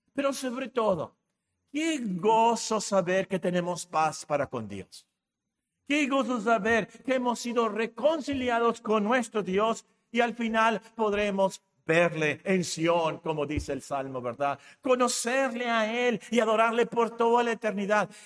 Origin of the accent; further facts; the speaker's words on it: Mexico; Somos mexicanos